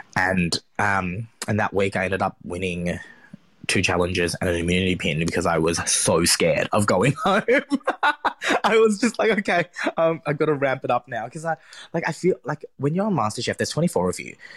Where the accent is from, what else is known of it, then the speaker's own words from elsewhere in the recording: Springvale, Victoria, Australia; I grew up in Springvale, which is a very, very Vietnamese area